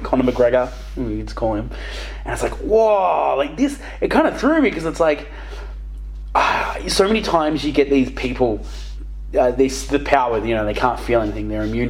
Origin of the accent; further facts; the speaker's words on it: Australia; I've got a slab on my back because I'm Australian.